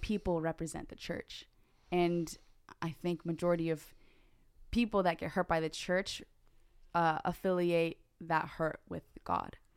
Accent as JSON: {"language": "English", "town": "Morgan Hill", "region": "California", "country": "United States", "tie": "born or raised there", "said": "Uh, born and raised in Morgan Hill, California"}